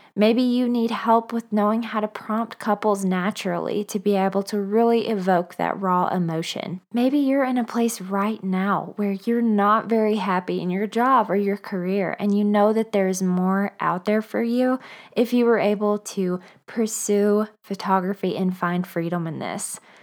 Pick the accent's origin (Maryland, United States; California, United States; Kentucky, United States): Kentucky, United States; Bowling Green; moved away as an adult; also born or lived in Nashville, Tennessee; now in Denver, United States; I began photographing about six years ago in my hometown of Bowling Green, Kentucky